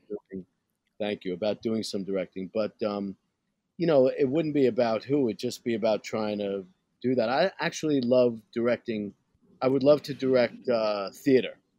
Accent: New York City, New York, United States; I'm from Brooklyn

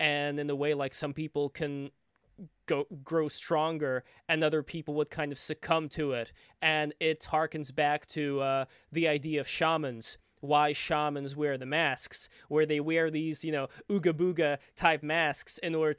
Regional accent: Saint Petersburg, Russia; now in New York, United States; Like, I'm from New York, I was from St. Petersburg, Russia before.

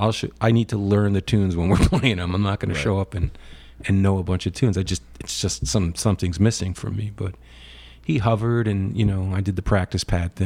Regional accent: Totowa, New Jersey, United States; also born or lived in Paterson / West Paterson / Cherry Hill; and then I spent a year in the Cherry Hill area down by Philadelphia. My father started a business, and we were there for a year. Excuse me. And then we ended up in Totowa, which is a suburb

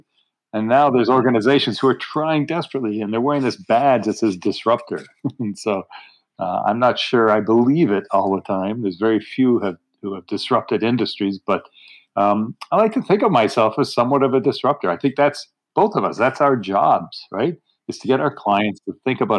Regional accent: Canada; now in Pittsburgh, United States; I'm a Canadian

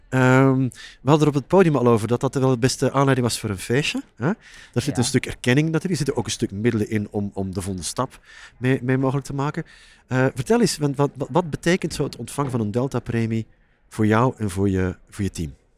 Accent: Flanders, Belgium; moved away as an adult; now in Netherlands; ik werk al jaren, nou, 17 jaar ondertussen, als Vlaming in Nederland

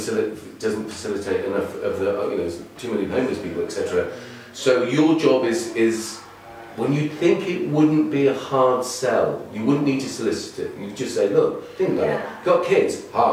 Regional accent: Yorkshire and the Humber, United Kingdom; born there; I just said I was born in East Yorkshire.

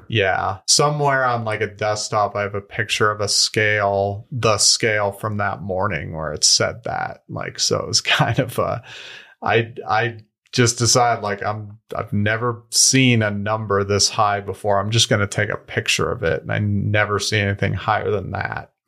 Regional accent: Denver, Colorado, United States; moved away as an adult; also born or lived in Wyoming / Australia; I grew up here in Denver, Colorado.

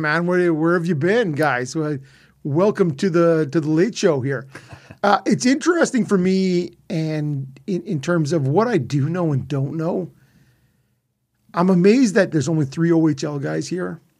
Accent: Ottawa, Ontario, Canada; I'm from Ottawa

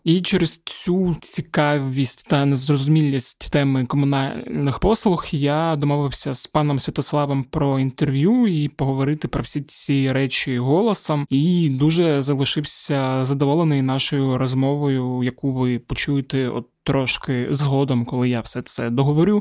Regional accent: Zaporizhzhia, Zaporizhzhia Oblast, Ukraine; я з Запоріжжя

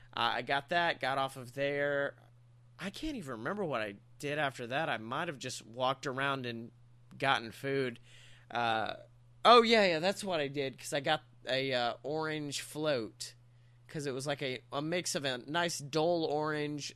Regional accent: the South, United States; us Southern folk know how to make us some sweet tea

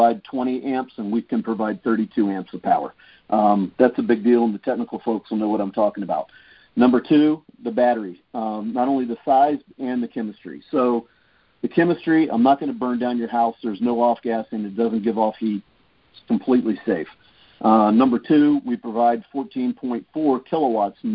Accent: East Coast, United States; now in California, United States; I grew up on the East Coast

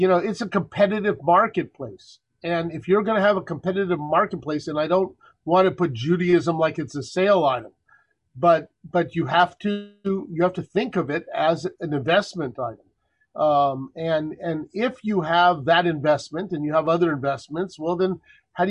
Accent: El Paso, Texas, United States; born or raised there; now in Livingston, New Jersey, United States

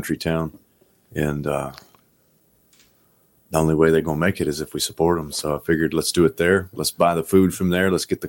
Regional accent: Alexandria, Tennessee, United States; Yep, my hometown.

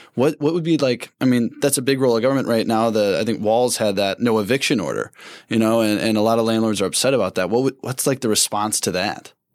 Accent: Saint Paul, Minnesota, United States; when I tell people where I'm from, I go, "Saint Paul."

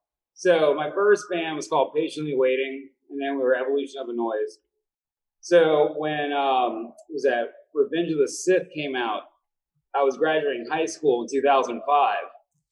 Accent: Mississippi, United States; now in Slidell, United States; We are from Mississippi. However, we're currently in Slidell, Louisiana.

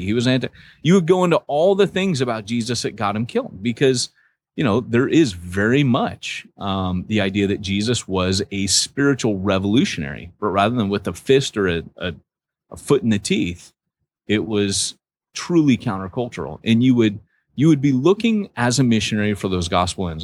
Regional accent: United States; moved away; I'm American

